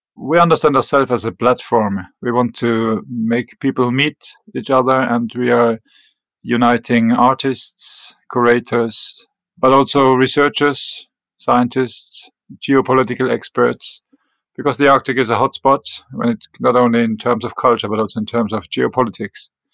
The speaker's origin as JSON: {"language": "English", "country": "Germany", "tie": "born or raised there", "also_born_or_lived": "northern Norway", "second_language": "English", "moved": "as an adult", "lives_now": "Greenland", "said": "I was born in Germany and raised in Germany in small town close to the French border. So it was bilingual town"}